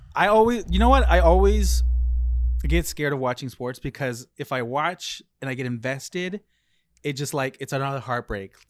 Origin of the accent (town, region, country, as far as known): United States